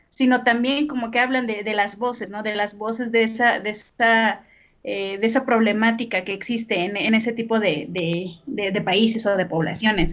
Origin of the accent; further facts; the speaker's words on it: Mexico; somos mexicanos